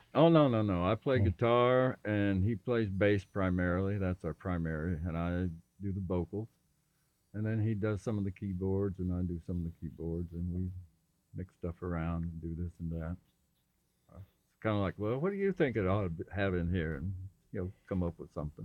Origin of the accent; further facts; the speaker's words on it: Missouri, United States; moved away as an adult; also born or lived in Rochester, New York; now in Maine, United States; we're from Missouri originally. I grew up mostly in Missouri